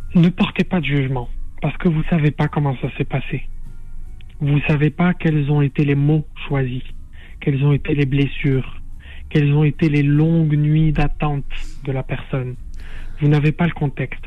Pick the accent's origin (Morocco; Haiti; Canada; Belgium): Morocco; Casablanca, Casablanca-Settat; moved away as an adult; also born or lived in Fez; now in France; j'ai grandi à Casablanca, mais je suis fassi d'origine